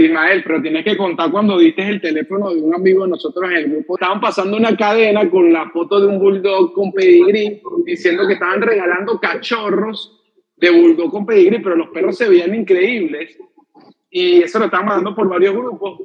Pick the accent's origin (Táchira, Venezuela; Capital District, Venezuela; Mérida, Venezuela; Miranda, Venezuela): Miranda, Venezuela; Los Teques; moved away as an adult; now in Caracas, Venezuela; ¿de dónde eres tú? De los teques